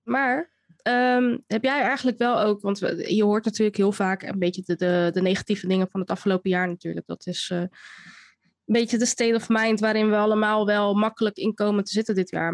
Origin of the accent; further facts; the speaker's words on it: Rotterdam, South Holland, Netherlands; opgegroeid in Rotterdam, in Rotterdam-Zuid